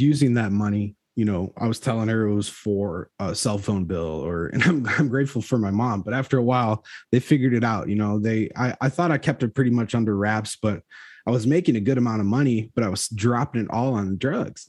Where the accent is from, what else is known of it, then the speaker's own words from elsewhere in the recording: Chicago, Illinois, United States; I'm from Chicago